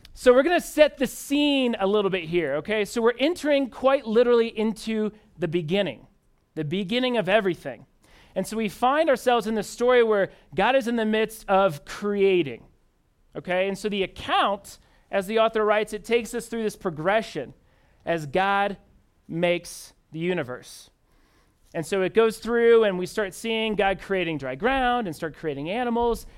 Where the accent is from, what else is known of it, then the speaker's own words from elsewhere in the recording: Indianapolis, Indiana, United States; moved away as an adult; now in Denver, United States; I'm originally from Indianapolis, Indiana.